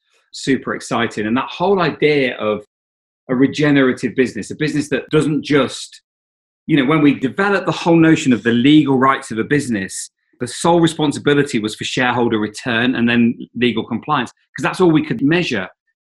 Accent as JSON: {"language": "English", "region": "East Midlands", "country": "United Kingdom", "tie": "born or raised there", "said": "I saw my wife on the bus. We grew up in Leicestershire."}